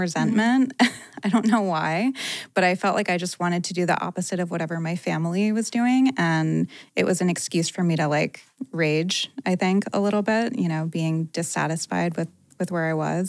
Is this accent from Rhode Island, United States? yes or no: yes; Rhode Island, United States; now in Los Angeles, United States; I grew up in Rhode Island